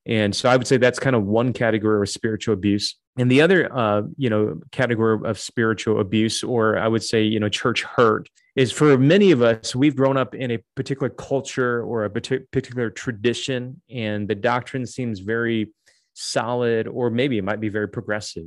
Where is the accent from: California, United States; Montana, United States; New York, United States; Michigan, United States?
Michigan, United States; Detroit; moved away as an adult; also born or lived in Dallas / Toronto, Canada; now in Chicago, United States; I grew up in Detroit, so that's kind of like home for me.